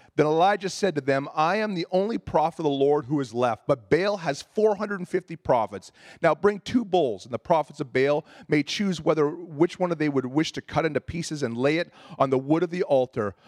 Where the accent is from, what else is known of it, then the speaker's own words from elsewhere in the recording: Ontario, Canada; moved away as an adult; I was a boy from Ontario, and I remember moving out here back when I was twenty years old